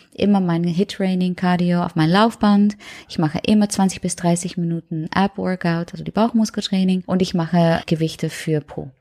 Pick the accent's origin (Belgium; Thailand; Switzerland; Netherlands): Netherlands; German is a second language; moved away as an adult; now in Germany; ich komme aus den Niederlanden und ja, ich wohne schon lange hier